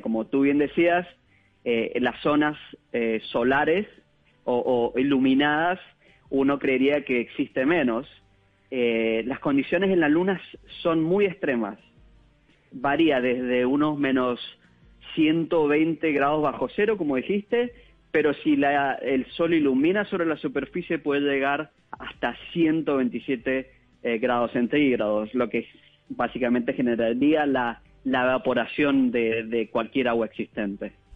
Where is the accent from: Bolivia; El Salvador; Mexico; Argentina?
Argentina; Mendoza; moved away as an adult; also born or lived in Germany; now in United States; Yo soy mendocino de Argentina